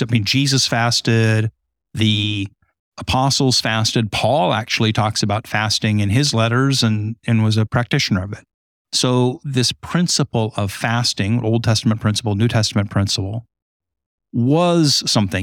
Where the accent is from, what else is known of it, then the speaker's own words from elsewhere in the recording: Southern California, United States; now in Holland, Michigan, United States; I grew up in Southern California on the beach